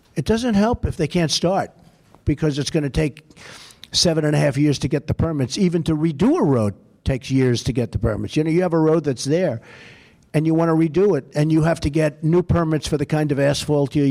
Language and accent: English; New York, United States; I'm from New York